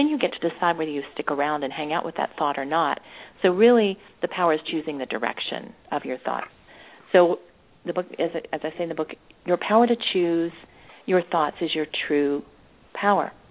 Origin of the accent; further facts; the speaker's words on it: Nashville, Tennessee, United States; I grew up in Nashville, Tennessee